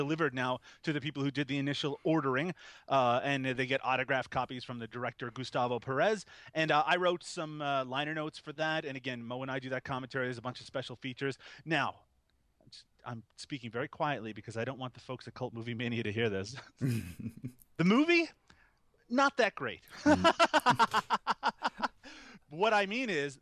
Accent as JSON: {"language": "English", "country": "Canada", "said": "because I'm Canadian, my pronunciation is a little off sometimes"}